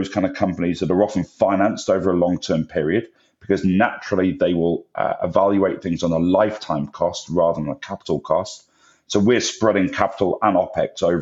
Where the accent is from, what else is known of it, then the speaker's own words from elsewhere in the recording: England, United Kingdom; moved away; I'm English